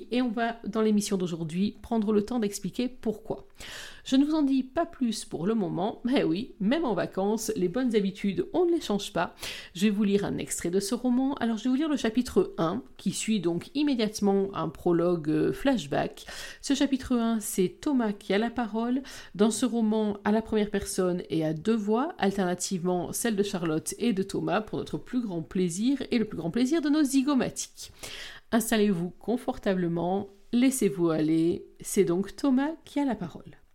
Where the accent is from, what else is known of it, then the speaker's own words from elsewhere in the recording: Belgium; Je suis pas français, je suis belge. J'ai beau le dire à chaque fois que je participe à une émission en France